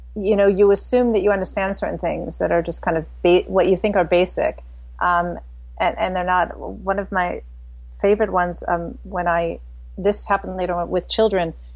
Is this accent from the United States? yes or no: yes; St. Louis, Missouri, United States; moved away as an adult; also born or lived in China / Indonesia / Netherlands / Belgium; now in Frankfurt, Germany; I grew up in St. Louis, Missouri, so in the very center.